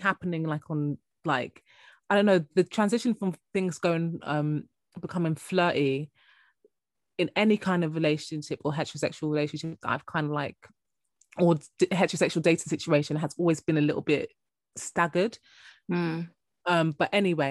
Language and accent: English; Jamaica; I'm Jamaican